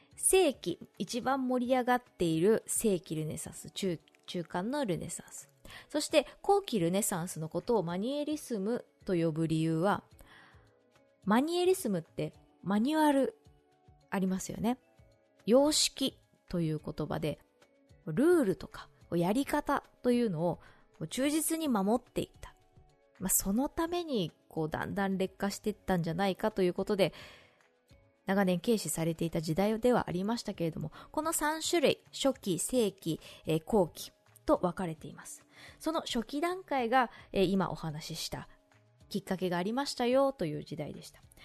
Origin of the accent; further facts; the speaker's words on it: Shizuoka, Japan; 静岡の地元